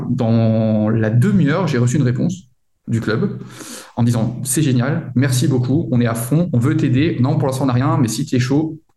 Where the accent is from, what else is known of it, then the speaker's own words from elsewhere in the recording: France; now in Munich, Germany; alors moi, je suis arrivé euh, de France à Munich en suivant euh, mon épouse